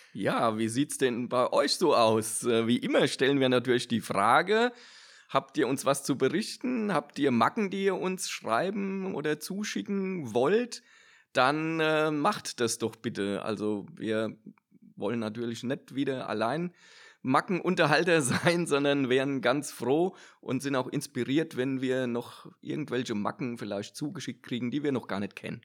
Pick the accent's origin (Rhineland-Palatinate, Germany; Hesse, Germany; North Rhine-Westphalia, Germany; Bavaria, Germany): Hesse, Germany; Odenwald; ich komme ja aus dem Odenwald